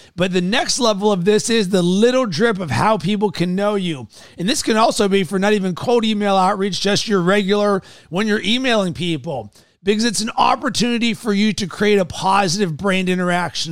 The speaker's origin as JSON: {"language": "English", "town": "Fort Wayne", "region": "Indiana", "country": "United States", "tie": "born or raised there", "said": "I was born in Fort Wayne, Indiana"}